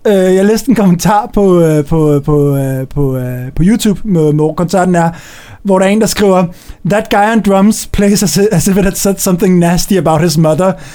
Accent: Copenhagen, Capital Region of Denmark, Denmark; hjemme på mit, øh, på mit øh, gamle børneværelse hjemme på Østerbro

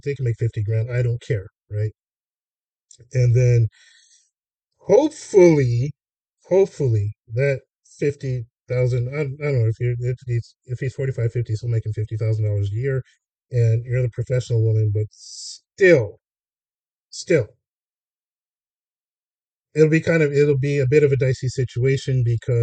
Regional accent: Los Angeles, California, United States; growing up in Hollywood.

